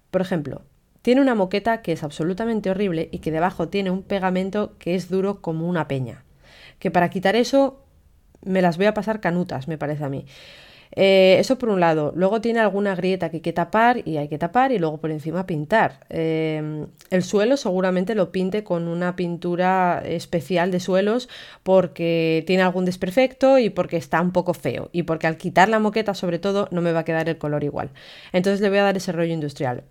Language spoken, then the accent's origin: Spanish; Castile and León, Spain; now in Gijón, Spain; yo soy de León, que hace muchísimo frío en invierno. De hecho, ahora mismo a estas horas está nevando y hay medio metro de nieve en mi pueblo